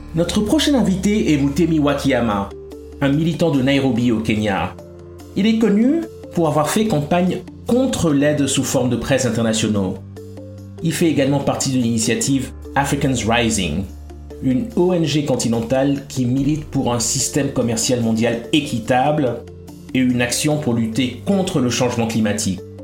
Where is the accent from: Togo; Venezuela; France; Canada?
Togo; Lomé, Maritime; je suis né à Lomé, qui est à la frontière du Ghana